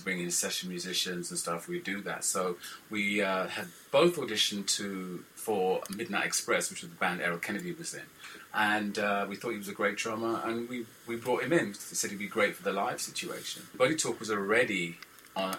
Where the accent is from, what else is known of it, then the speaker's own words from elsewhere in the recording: London, United Kingdom; I'm from London